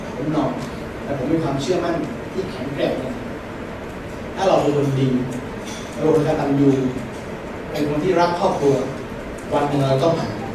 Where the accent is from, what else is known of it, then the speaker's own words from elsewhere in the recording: Thailand; วัดที่บ้านเกิดที่บ้านบางอาจารย์